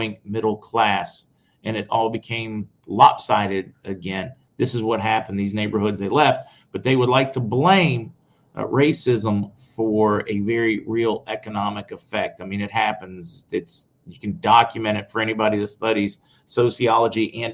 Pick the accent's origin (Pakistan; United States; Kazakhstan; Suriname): United States; where we grew up near West Virginia, even the possums were afraid.